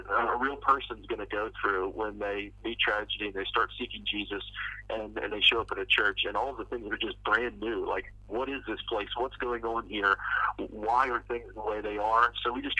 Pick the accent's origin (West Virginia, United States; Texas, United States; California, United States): West Virginia, United States; moved away; where I grew up back in West Virginia